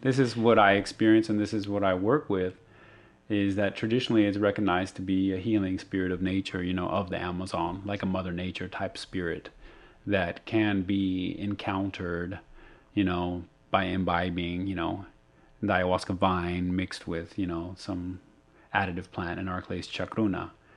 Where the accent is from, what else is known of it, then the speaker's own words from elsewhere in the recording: Arizona, United States; I'm from Arizona